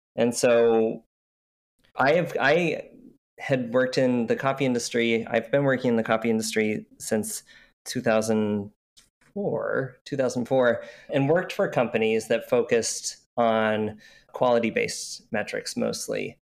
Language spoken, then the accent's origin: English; Utah, United States; also born or lived in Oregon; now in Portland, United States; I grew up in Utah where you couldn't drink coffee